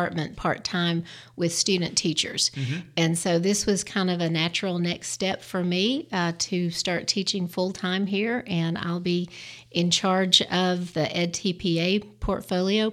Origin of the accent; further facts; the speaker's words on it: Birmingham, Alabama, United States; I grew up in Birmingham, Alabama.